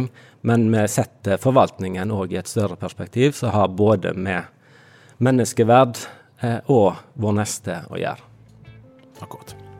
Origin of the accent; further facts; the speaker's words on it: Fitjar, Vestland, Norway; moved away; Jeg kommer fra Fitjar på Stord sjøl, gått på bedehuset der og hørt. Eh, likte godt vitnemøter når jeg var liten